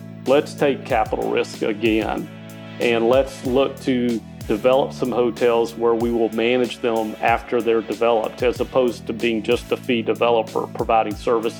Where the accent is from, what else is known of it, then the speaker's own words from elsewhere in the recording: Mississippi, United States; I grew up in Mississippi on a farm, very humble beginnings.